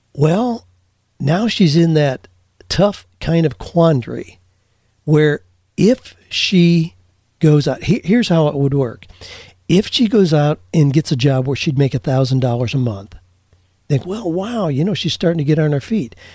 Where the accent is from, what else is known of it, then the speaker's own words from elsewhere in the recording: Amish Mennonite community, Ohio, United States; I grew up in the Amish Mennonite community